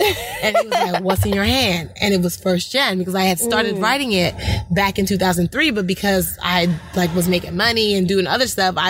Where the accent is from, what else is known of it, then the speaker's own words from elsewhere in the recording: Nigeria; Being Nigerian has helped me so much be a better American and a better person in this industry.